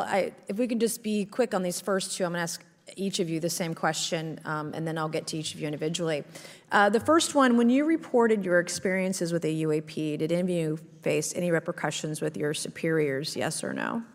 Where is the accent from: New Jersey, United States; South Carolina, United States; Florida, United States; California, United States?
South Carolina, United States; my home state of South Carolina